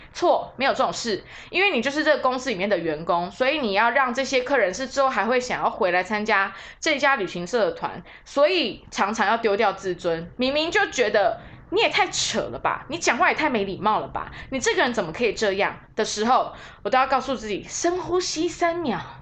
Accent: Taiwan; 我就身为台湾人哈

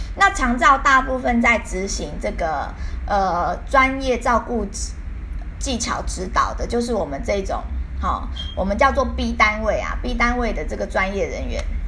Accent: Taiwan; 我们台湾人

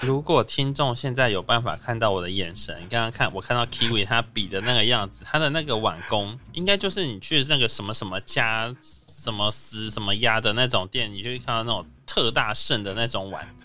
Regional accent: Kaohsiung, Taiwan; moved away as an adult; 我也是来自打狗高雄的南国子弟

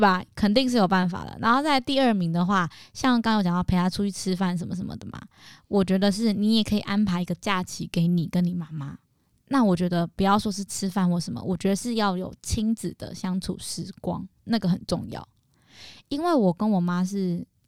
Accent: Tainan, Taiwan; 我妈是在台中工作，我在台南给阿妈带

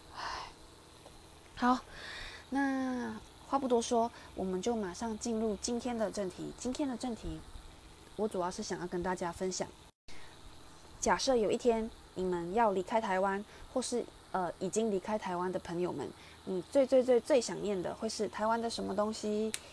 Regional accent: Malaysia; now in Taiwan; 我小时候在马来西亚念书的时候

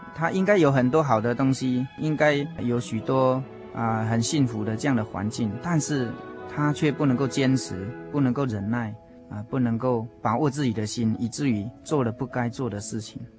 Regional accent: Puli, Nantou County, Taiwan; 我来自南投埔里

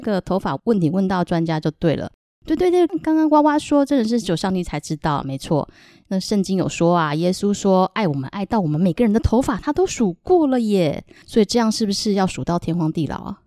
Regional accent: Taichung, Taiwan; 大家好，我是来自台中市的…

